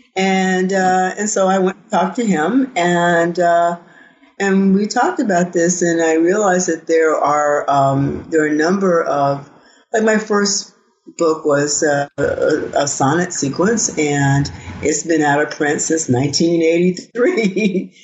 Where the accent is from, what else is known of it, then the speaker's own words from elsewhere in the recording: the Delta, Arkansas, United States; I grew up in Arkansas. I'm I'm I'm I'm a Southerner